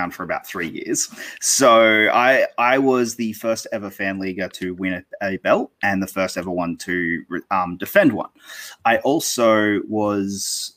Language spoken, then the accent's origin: English; Australia; I'm Australian. So I don't live in the US.